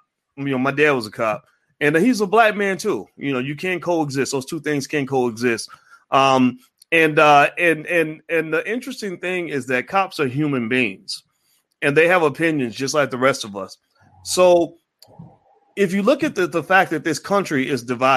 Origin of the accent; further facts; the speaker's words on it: the South, United States; growing up in the South